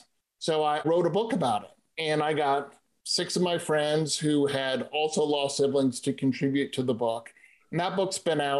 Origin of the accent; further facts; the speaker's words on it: East Coast, United States; I grew up on the East Coast and, well, I don't really like snow. So I moved someplace where we don't have snow.